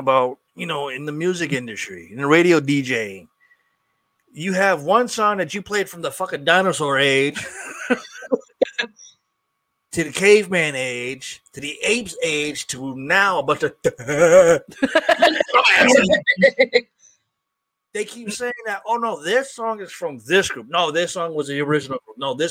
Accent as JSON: {"language": "English", "town": "Springfield", "region": "Massachusetts", "country": "United States", "tie": "born or raised there", "also_born_or_lived": "Florida", "said": "I'm from Springfield, Massachusetts"}